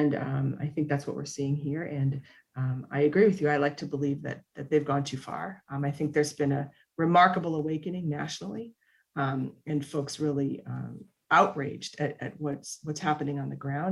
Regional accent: Minnesota, United States; now in Texas, United States; having, you know, been born and raised in Minnesota and then lived, you know, a significant chunk of my life here in Texas

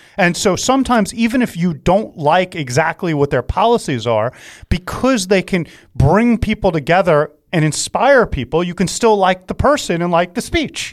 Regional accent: New York, United States; I'm a New Yorker

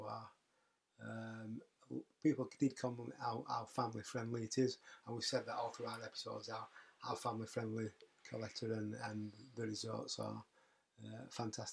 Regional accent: Yorkshire and the Humber, United Kingdom; I'm from Yorkshire.

